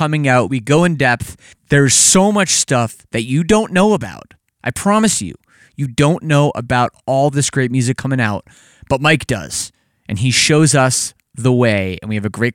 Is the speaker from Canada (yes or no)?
yes; Canada; despite me being Canadian